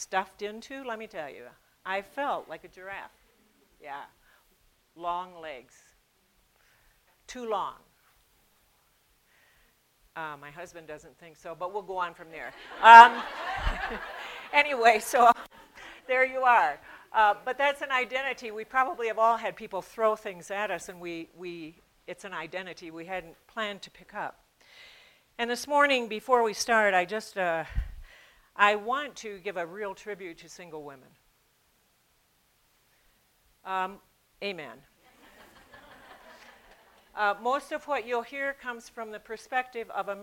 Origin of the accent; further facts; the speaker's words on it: United States; moved away as an adult; also born or lived in Peru; I'm an American woman